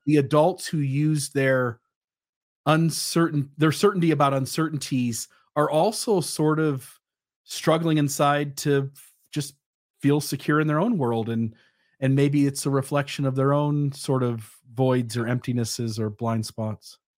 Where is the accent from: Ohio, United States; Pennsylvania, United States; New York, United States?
Ohio, United States; I went to the mall in my hometown